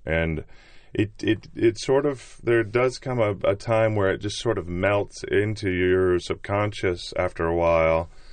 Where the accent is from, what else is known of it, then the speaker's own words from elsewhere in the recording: United States; I'm American.